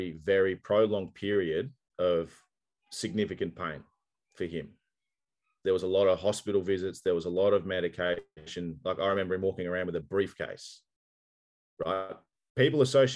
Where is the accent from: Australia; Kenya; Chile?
Australia; I'm Australian and swearing is just a part of the culture